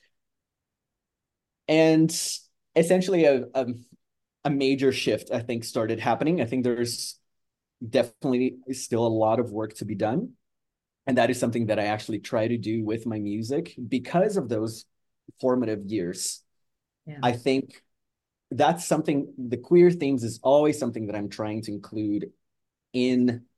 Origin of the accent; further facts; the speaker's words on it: Brazil; moved away as an adult; also born or lived in Edmonton, Canada; now in Toronto, Canada; I am Brazilian Canadian. At the time in my teens, I was actually in Brazil. And I moved to Canada, actually, in my early 20s.